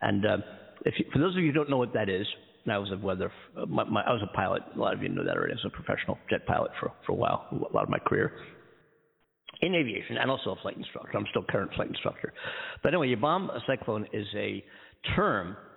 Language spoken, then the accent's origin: English; Philadelphia, Pennsylvania, United States; moved away as an adult; also born or lived in Daytona Beach, Florida; now in Southern California, United States; I'm from the East Coast, from Philadelphia originally. Born and raised, East Coast kid.